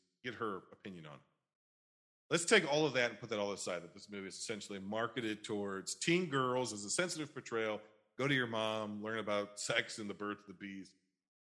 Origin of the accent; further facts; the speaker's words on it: United States; we, as American society